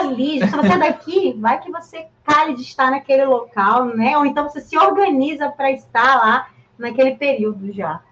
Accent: São Paulo, Brazil; Eu sou de São Paulo, né? Eu moro aqui há muito tempo, sou de São Paulo

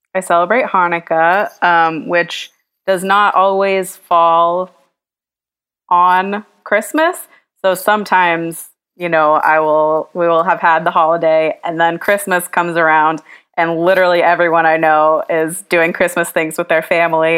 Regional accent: the South, United States; a Jewish girl growing up in the South

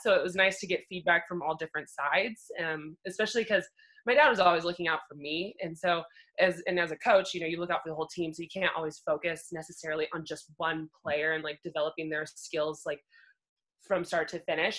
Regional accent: Bend, Oregon, United States; moved away as an adult; also born or lived in Montana; now in Colorado, United States; I grew up in Oregon, grew up in Bend. I lived there on my entire life until I decided to move to Montana

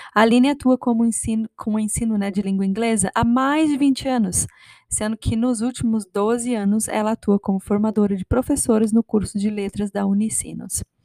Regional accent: Brazil; moved away; eu sou brasileira, meu marido é sul-africano

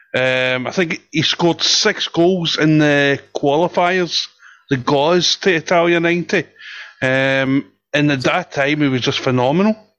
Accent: Scotland, United Kingdom; now in England; I'm Scottish.

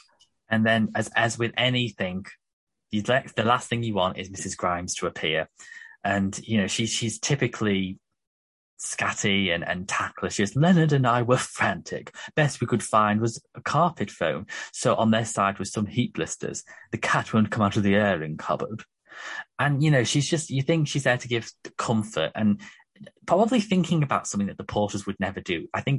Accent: near Liverpool, North West England, United Kingdom; I grew up near Liverpool.

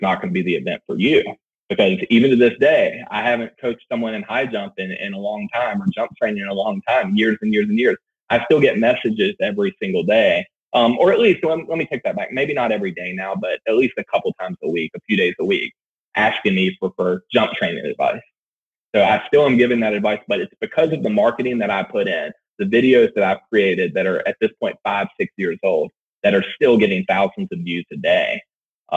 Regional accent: Roanoke, Virginia, United States; Roanoke, Virginia, my hometown

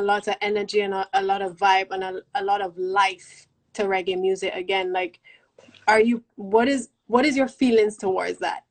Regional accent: Barbados; me as a Bajan

